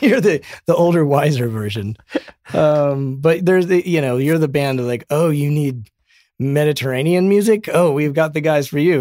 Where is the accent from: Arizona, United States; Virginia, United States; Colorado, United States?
Colorado, United States; now in Los Angeles, United States; We're both from Colorado